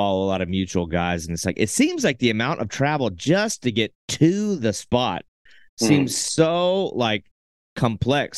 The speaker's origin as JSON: {"language": "English", "country": "United States", "said": "we're from America"}